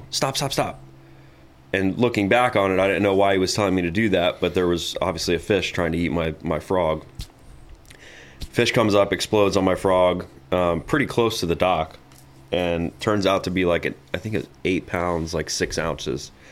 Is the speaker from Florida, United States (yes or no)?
yes; Tarpon Springs, Florida, United States; as you said, I grew up in Tarpon Springs. It's a very small community, um, you know, built around a river.